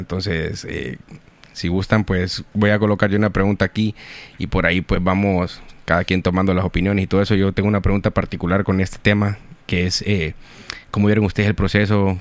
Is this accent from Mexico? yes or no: no; Honduras; como hondureños